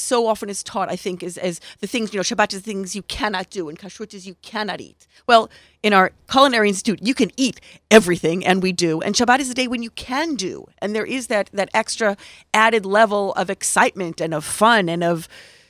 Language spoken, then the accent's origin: English; United States; first language Hebrew; English is a second language; I grew up in America, but Hebrew is my first language.